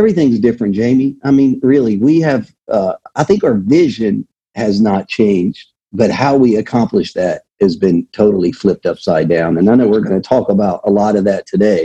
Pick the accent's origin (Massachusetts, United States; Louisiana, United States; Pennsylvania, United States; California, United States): Louisiana, United States; moved away as an adult; I am originally from Louisiana